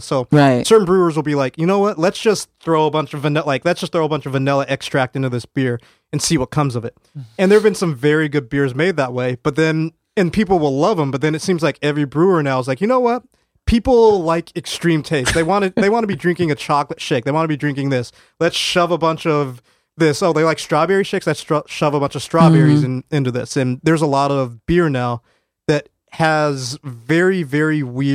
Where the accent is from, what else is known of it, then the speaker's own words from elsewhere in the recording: Colorado, United States; moved away as an adult; now in New Haven, United States; growing up in Colorado